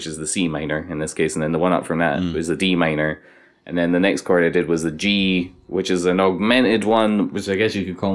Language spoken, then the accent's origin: English; Glasgow, Scotland, United Kingdom; I'm from Glasgow